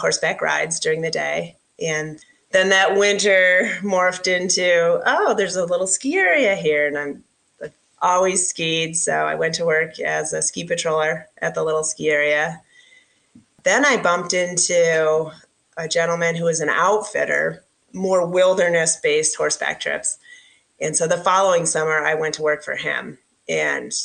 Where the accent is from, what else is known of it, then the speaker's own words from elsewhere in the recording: upstate New York, United States; moved away as an adult; I grew up in upstate New York on a dairy farm